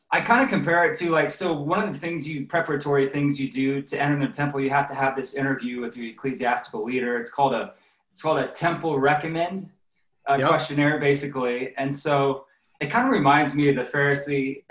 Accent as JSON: {"language": "English", "region": "Indiana", "country": "United States", "tie": "born or raised there", "also_born_or_lived": "Utah", "said": "I grew up in the Midwest"}